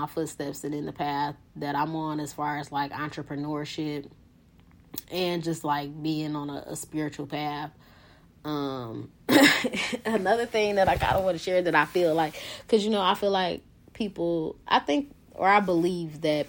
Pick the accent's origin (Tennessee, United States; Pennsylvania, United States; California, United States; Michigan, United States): Michigan, United States; Detroit; be in my hometown, be in the heart of Detroit